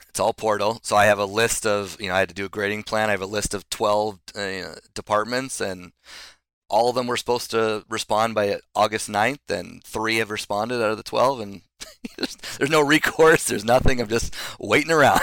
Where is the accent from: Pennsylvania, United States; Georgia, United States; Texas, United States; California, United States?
California, United States; Solana Beach; also born or lived in Los Angeles / New York; I grew up in Solana Beach